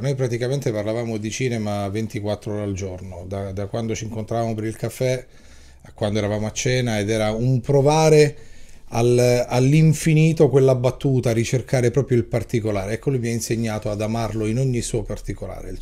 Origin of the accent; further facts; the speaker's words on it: Calabria, Italy; io da regista e da calabrese